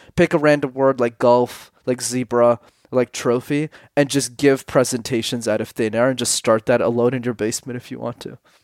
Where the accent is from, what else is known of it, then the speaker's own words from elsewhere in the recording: Montreal, Quebec, Canada; I grew up in Montreal, which is a city in Canada where you need to know how to speak French